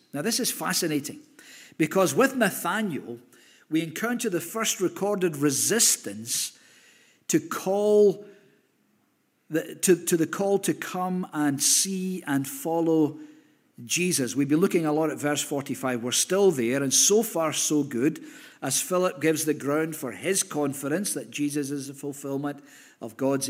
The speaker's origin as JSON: {"language": "English", "town": "Hamilton", "region": "Scotland", "country": "United Kingdom", "tie": "born or raised there", "said": "oh, we lived in Hamilton, I was brought up in Hamilton."}